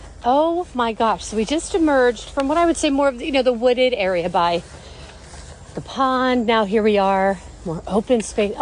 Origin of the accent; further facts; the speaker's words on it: Pittsburgh, Pennsylvania, United States; I grew up in the North Hills